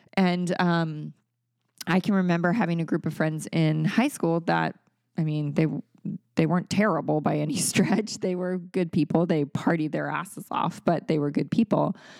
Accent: Maryland, United States; moved away as an adult; also born or lived in California; That was still in Maryland, in my hometown

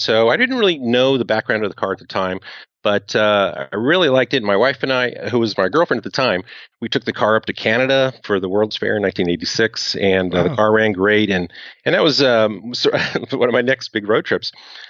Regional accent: Silicon Valley, California, United States; also born or lived in Tokyo, Japan; I was raised in Silicon Valley, which is, you know, right at the heart of where Apple Computer is.

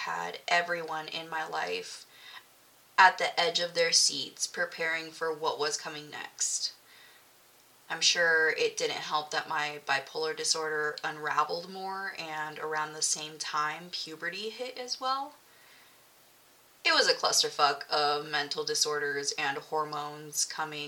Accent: Milpitas, California, United States; I grew up in the Bay Area, California. Milpitas, to be exact

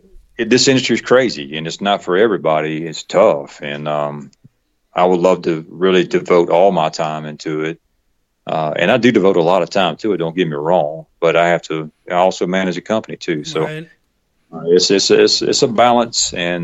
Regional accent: the South, United States; accent: Southern; So here I try to speak with a less Southern accent, you know, because it not sound too much like a country bumpkin, but you know, it's one of those things. It's just part of who I am.

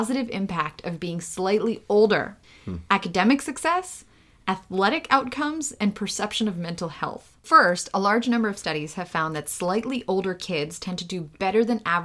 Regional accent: New York City, New York, United States; English is a second language; also born or lived in Ukraine; This was in Brooklyn. I started my educational experience in the U.S. I was born in Ukraine. I moved here and I started first grade for the first time.

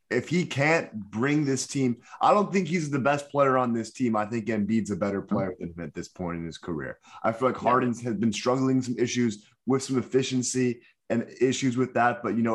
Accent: Miami, Florida, United States; shout out to my hometown boys right now, the Heat.

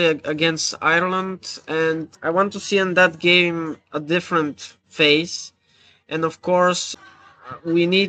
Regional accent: Bulgaria; for the Bulgarian fans, as myself

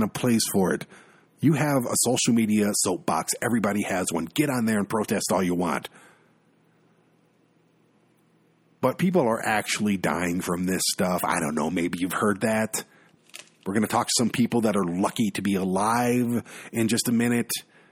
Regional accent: Michigan, United States; my home state of Michigan

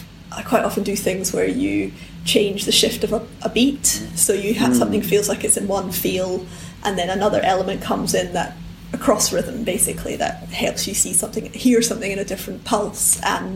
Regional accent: Edinburgh, Scotland, United Kingdom; In Edinburgh.

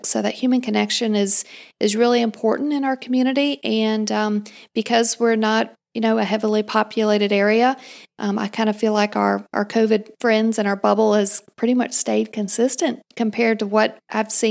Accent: Greenville, South Carolina, United States; Um, we moved around a little bit growing up, and um, the bulk of my time was in Greenville, South Carolina.

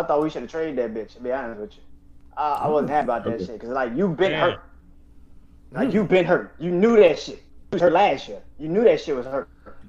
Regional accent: New Orleans, Louisiana, United States; my city, New Orleans

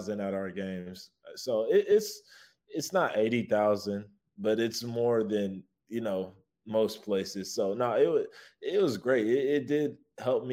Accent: Texas, United States; moved away as an adult; I am from Texas

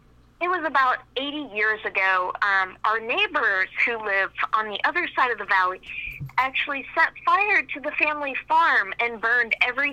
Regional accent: West Virginia, United States; We're originally from West Virginia, and we live on a farm that has been in our family since, you know, territory was first discovered in West Virginia.

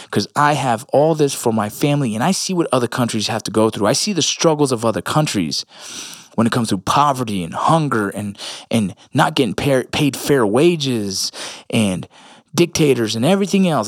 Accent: Los Angeles, California, United States; me being Puerto Rican in L

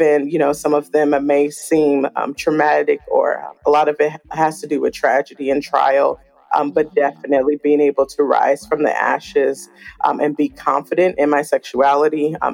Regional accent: Oakland, California, United States; I grew up in Oakland, California

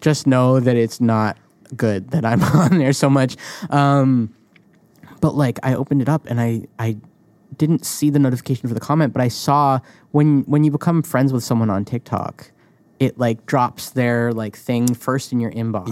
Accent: New England, United States; I grew up in New England

